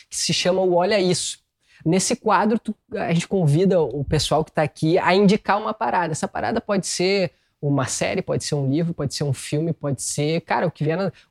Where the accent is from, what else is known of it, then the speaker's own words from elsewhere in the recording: Rio de Janeiro, Brazil; born there; como nasci no Rio de Janeiro, eu sei que carioca é só quem é